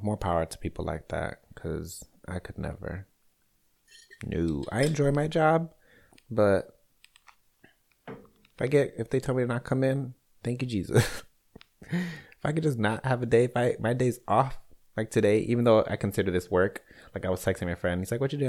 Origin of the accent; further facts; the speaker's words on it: Chicago, Illinois, United States; now in Kansas City, United States; born and raised in Chicago